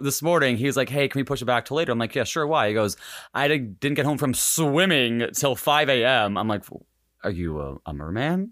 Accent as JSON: {"language": "English", "region": "Hawaii", "country": "United States", "tie": "born or raised there", "said": "I was born in Hawaii"}